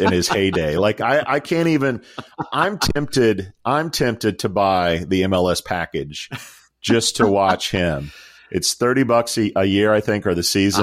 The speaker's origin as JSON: {"language": "English", "country": "United States", "said": "As an American"}